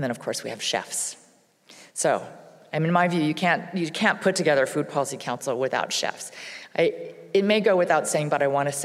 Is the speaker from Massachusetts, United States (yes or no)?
no; Hawaii, United States; I'm from Hawaii